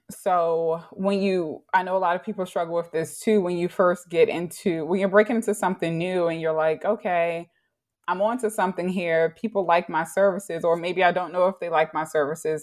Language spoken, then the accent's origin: English; Baltimore, Maryland, United States; also born or lived in New York; I grew up in Baltimore, probably one of few African American Baltimoreans who went to public school